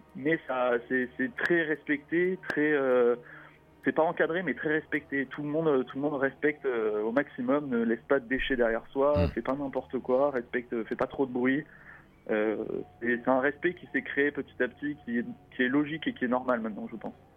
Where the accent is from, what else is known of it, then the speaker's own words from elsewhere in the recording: France; on est français, franco-français